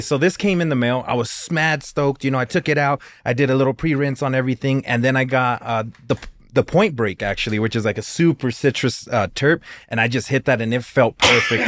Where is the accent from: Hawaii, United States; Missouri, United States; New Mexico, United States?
New Mexico, United States; Clovis; I've been here my whole life, I was born in Clovis